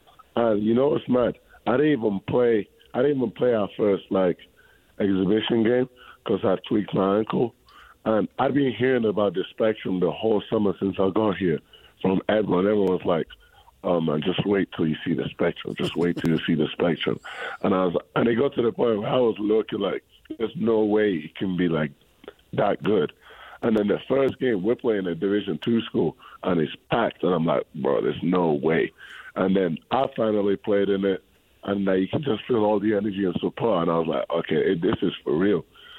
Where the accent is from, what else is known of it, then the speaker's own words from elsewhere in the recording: Spain; born there; So I was born in Spain, right? And in Spain, basketball is a little bit more bigger than in England, how big it is in England.